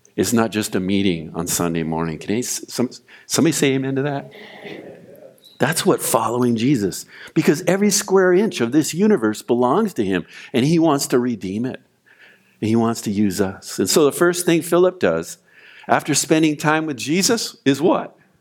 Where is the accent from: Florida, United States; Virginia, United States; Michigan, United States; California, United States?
California, United States; Oxnard; also born or lived in Ventura; I grew up in Oxnard